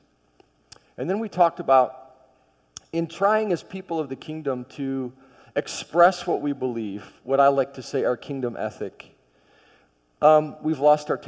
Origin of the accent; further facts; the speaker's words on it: Michigan, United States; I grew up in Michigan